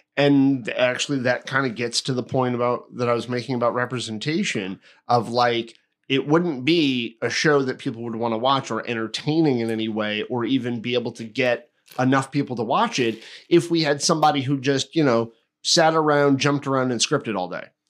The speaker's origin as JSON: {"language": "English", "region": "Connecticut", "country": "United States", "tie": "born or raised there", "said": "a town I grew up in in Connecticut"}